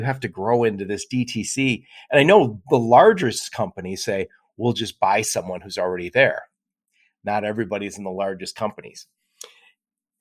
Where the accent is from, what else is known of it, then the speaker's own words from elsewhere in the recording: Michigan, United States; I live in Michigan. We call Northern Michigan up north, and so 2 hours north of here becomes up north. But then when you get to the Upper Peninsula, which is really up north, and I'm from Michigan